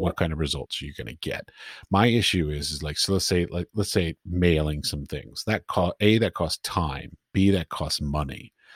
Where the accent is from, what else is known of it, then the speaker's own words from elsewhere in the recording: Washington, District of Columbia, United States; moved away as an adult; now in Europe; I grew up in Washington, D C, so I would go to art galleries in Washington, D C